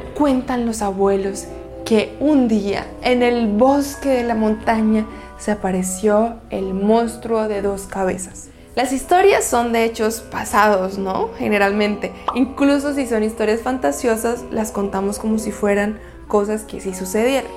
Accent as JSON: {"language": "Spanish", "country": "Colombia", "said": "soy colombiana"}